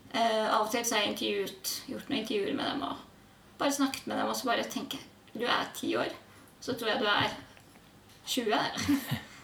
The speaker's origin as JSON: {"language": "Norwegian", "region": "Oslo", "country": "Norway", "tie": "born or raised there", "said": "jeg kommer fra Oslo. Mm. Vokste opp eh, i et gammelt"}